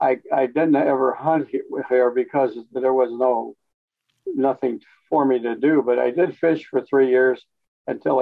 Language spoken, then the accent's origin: English; East St. Louis, Illinois, United States; moved away as an adult; also born or lived in Colorado / Newfoundland; now in Hot Springs Village, United States; We moved back to East St. Louis, and my mom raised us there in that area